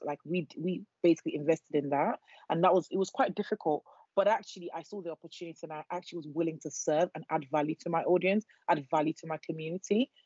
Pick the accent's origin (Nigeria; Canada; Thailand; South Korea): Nigeria; moved away; I'm Nigerian